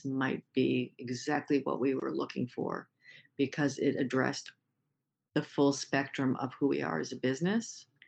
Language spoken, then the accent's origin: English; Maine, United States; In this case, I said, I'm from Maine.